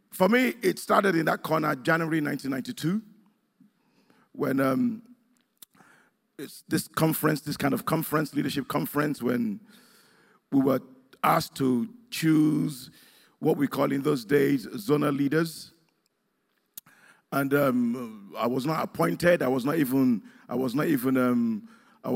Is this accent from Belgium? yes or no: no; Nigeria; moved away; where I come from Nigeria